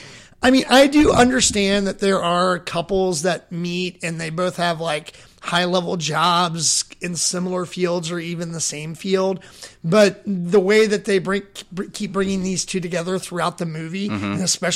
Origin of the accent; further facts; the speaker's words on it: Kentucky, United States; I'm from Kentucky.